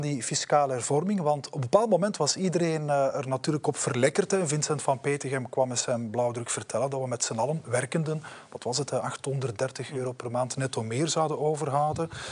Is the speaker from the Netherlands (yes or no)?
no; Belgium; zijn wij Belgen